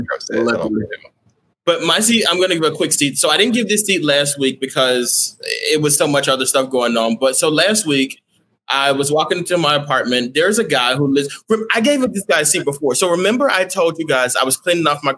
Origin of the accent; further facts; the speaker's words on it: Texas, United States; I'm from Texas